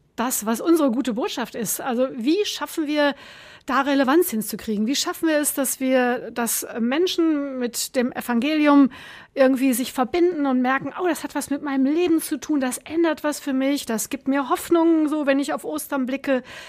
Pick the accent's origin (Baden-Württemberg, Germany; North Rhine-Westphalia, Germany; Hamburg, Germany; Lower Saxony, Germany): North Rhine-Westphalia, Germany; Sauerland; moved away as an adult; also born or lived in Bonn / Göttingen; now in Essen, Germany; Im Sauerland geboren, in dem gleichen Ort aufgewachsen